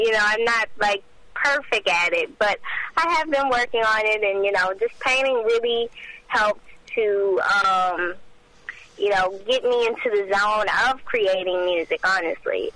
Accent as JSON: {"language": "English", "town": "Port Arthur", "region": "Texas", "country": "United States", "said": "I'm 18 years old, and I'm from Port Arthur, Texas"}